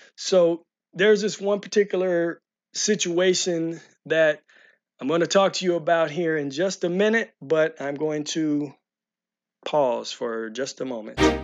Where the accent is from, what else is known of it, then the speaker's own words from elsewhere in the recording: St. Louis County, Missouri, United States; grew up in Saint Louis County area